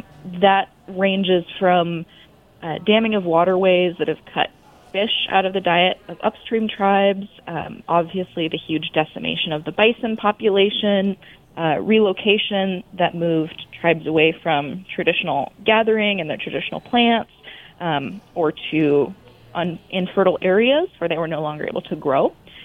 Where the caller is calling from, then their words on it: Kalispell, Montana, United States; I'm calling in from Kalispell, Montana.